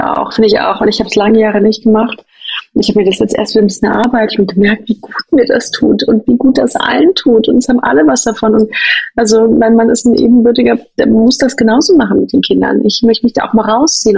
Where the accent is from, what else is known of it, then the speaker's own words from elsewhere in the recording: Berlin, Germany; moved away as an adult; now in Zurich, Switzerland; Ich komme ursprünglich aus Berlin